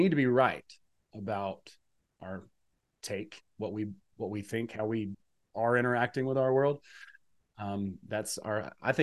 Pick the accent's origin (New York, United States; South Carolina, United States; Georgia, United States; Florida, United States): Georgia, United States; I'm from Georgia. I grew up in a rural part of, relatively rural part of the country